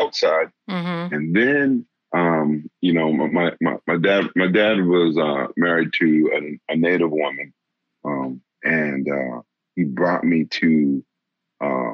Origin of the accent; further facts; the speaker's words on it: Boston, Massachusetts, United States; moved away as an adult; now in Alaska, United States; I was coming from the East Coast and, you know, in the Boston area, living in a city. And I'd never been that far away from home.